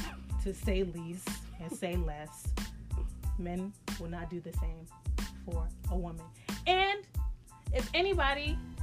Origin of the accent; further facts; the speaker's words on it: United States; being an American, we say how we feel.